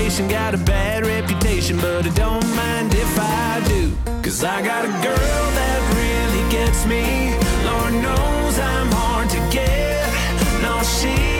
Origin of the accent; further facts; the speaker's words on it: Winnipeg, Manitoba, Canada; we were in my hometown, obviously, Winnipeg.